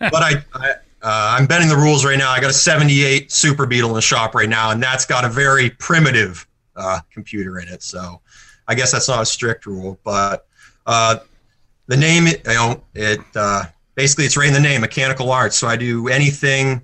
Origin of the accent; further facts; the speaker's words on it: Maine, United States; moved away as an adult; also born or lived in Massachusetts; the mortgage for my 3,000 square foot shop that I live in Maine